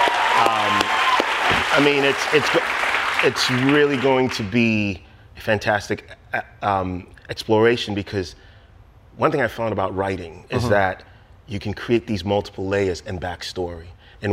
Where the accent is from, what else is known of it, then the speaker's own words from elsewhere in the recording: Ghana; moved away as an adult; now in United States; I grew up in Ghana through high school